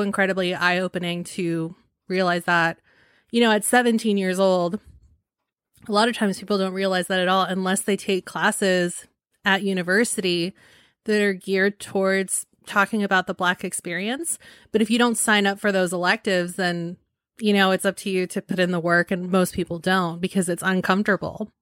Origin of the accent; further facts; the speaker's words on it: San Francisco Bay Area, California, United States; growing up in the San Francisco Bay Area, which is very liberal